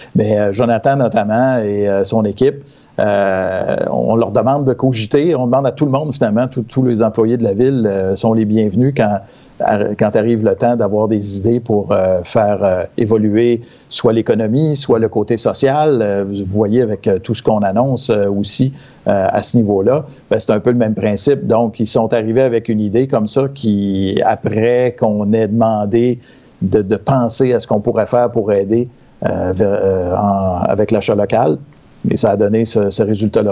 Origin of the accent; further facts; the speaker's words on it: Victoriaville, Quebec, Canada; chez nous à Victo